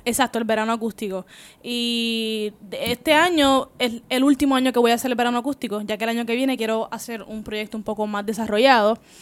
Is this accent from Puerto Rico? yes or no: yes; Puerto Rico; si eres como boricua